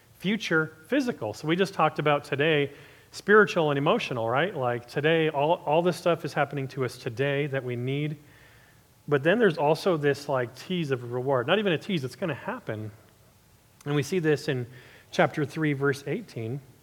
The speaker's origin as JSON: {"language": "English", "region": "Southern California", "country": "United States", "said": "I'm originally from SoCal"}